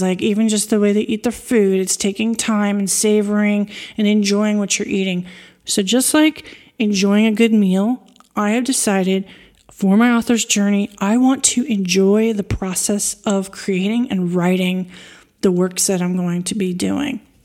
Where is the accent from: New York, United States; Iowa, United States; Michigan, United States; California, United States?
New York, United States; East Coast; moved away as an adult; also born or lived in Washington, D.C. area; now in France; As someone who grew up on the East Coast in the U S, I'm a New Yorker.